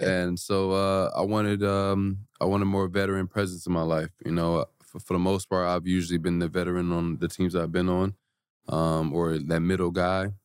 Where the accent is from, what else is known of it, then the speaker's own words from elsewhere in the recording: Atlanta, Georgia, United States; moved away; Atlanta, my hometown